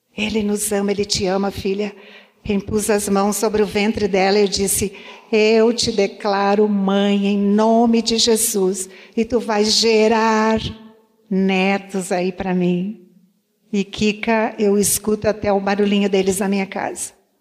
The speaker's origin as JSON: {"language": "Portuguese", "town": "Santa Rosa", "country": "Brazil", "tie": "born or raised there", "said": "eu fui criada no interior, em Santa Rosa"}